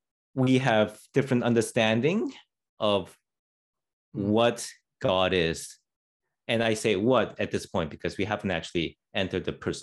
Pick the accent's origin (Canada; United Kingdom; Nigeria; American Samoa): Canada; I'm Canadian.